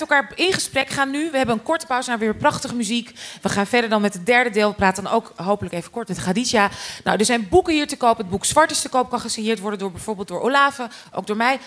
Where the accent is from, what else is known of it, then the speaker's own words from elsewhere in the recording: Amstelveen, North Holland, Netherlands; opgegroeid in Amstelveen